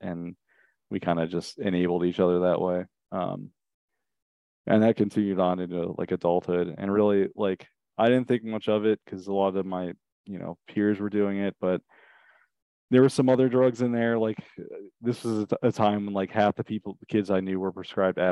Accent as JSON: {"language": "English", "town": "Richmond", "region": "Virginia", "country": "United States", "tie": "born or raised there", "moved": "yes", "lives_now": "Vermont, United States", "said": "I grew up in Richmond, Virginia, in the suburbs"}